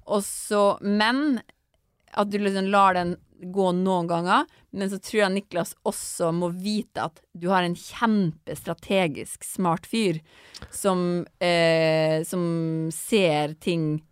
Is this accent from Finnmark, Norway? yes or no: yes; Finnmark, Norway; accent: Finnmark dialect; jeg har så veldig sånn mørk finnmarksdialekt